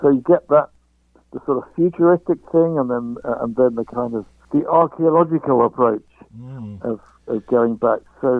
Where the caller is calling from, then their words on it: London, United Kingdom; I'm calling from London, England.